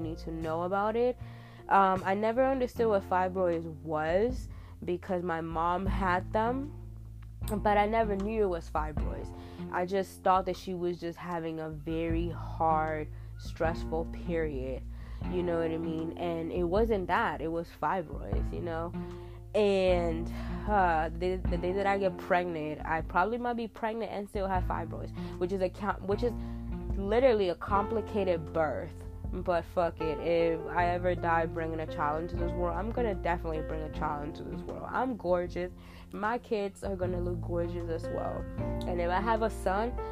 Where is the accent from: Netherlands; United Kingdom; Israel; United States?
United States; New York; moved away as an adult; I'm from New York, you know, I lived in New York for 23 years of my fucking life